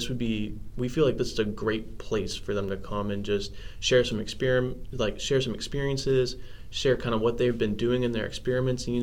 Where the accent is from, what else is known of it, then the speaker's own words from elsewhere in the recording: Cincinnati, Ohio, United States; moved away as an adult; now in Cleveland, United States; I'm from the Cincinnati area.